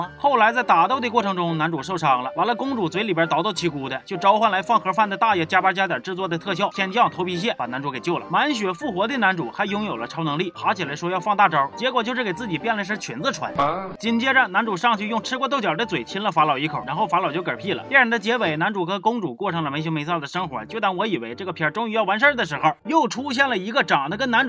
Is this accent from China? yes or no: yes; Northeast China, China; 我的老家